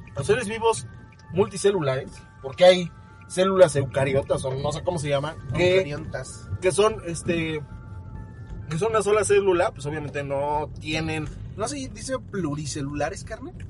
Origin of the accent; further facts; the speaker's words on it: Mexico; los mexicanos somos salmones